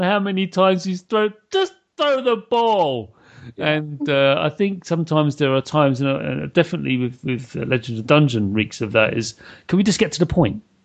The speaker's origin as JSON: {"language": "English", "country": "United Kingdom", "said": "I'm British"}